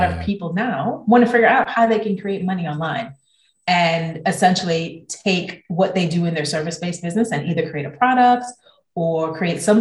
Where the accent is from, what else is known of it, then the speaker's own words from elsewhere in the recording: New Jersey, United States; moved away as an adult; also born or lived in Copenhagen, Denmark; now in London, United Kingdom; I'm originally from New Jersey